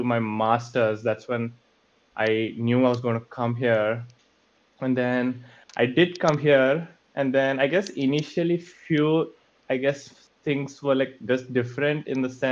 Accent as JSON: {"language": "English", "country": "India", "tie": "born or raised there", "moved": "as an adult", "lives_now": "United States", "said": "I lived my whole life in India. I came here when I was around 22 years old to do my master's"}